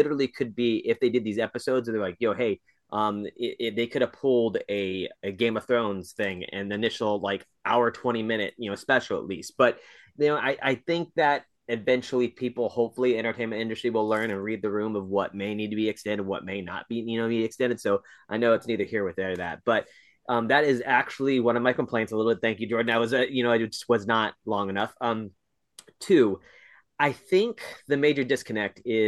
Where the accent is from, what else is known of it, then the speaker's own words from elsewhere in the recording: United States; me as an American viewer of television